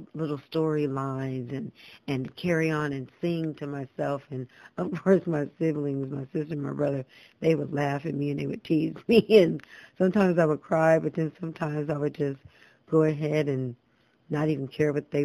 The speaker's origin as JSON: {"language": "English", "town": "Los Angeles", "region": "California", "country": "United States", "tie": "born or raised there", "also_born_or_lived": "San Fernando Valley", "said": "I was born and raised in California"}